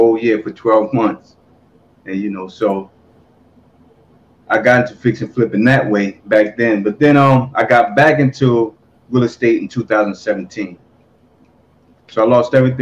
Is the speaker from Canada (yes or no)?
no; New Jersey, United States; I'm from Jersey. From North.